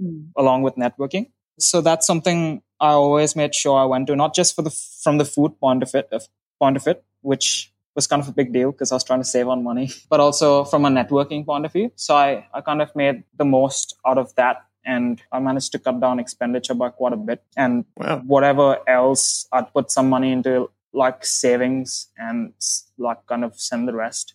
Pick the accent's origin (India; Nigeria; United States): India; moved away as an adult; now in Australia; I'm originally from India